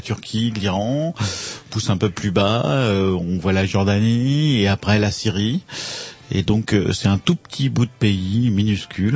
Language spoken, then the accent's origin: French; France; en tant que Français